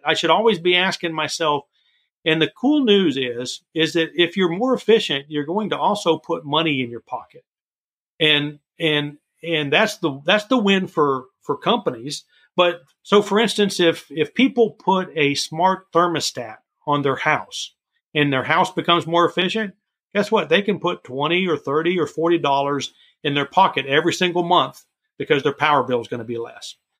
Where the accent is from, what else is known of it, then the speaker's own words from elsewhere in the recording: Florida, United States; growing up in Florida, um, I would walk to the beaches out there